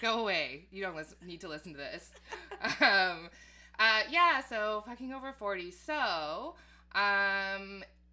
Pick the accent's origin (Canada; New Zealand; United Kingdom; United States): Canada; Edmonton, Alberta; moved away as an adult; now in Toronto, Canada; growing up in Edmonton